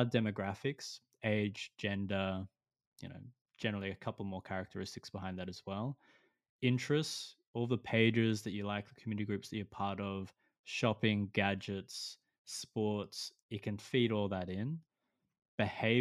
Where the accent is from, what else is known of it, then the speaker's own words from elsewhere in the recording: Australia; as an Australian